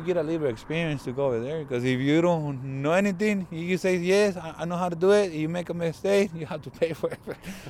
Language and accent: English; Israel; also born or lived in Mexico; now in Tucson, United States; I'm from Israel.